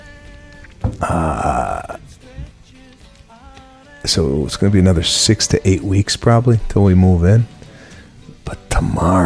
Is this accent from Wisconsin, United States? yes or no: no; Los Angeles, California, United States; my hometown here of Los Angeles